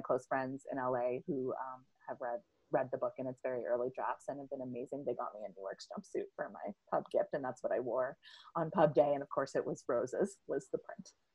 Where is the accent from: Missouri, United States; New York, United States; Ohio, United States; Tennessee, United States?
New York, United States; New York City; I grew up in and around New York City.